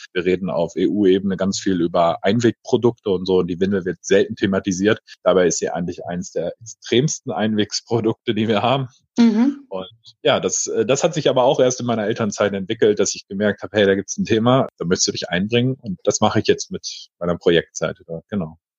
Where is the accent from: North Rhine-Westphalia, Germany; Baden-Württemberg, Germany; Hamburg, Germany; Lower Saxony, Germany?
North Rhine-Westphalia, Germany; Paderborn; also born or lived in Berlin-Spandau; now in Berlin, Germany; Ursprünglich aus Ostwestfalen, aus Paderborn